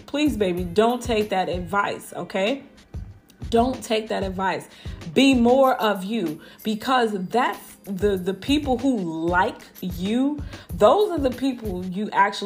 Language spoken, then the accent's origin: English; Chicago, Illinois, United States; now in Houston, United States; I grew up in Chicago